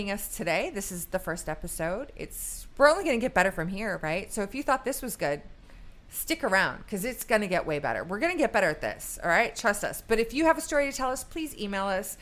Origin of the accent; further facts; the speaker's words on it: the North, United States; I'm from the North.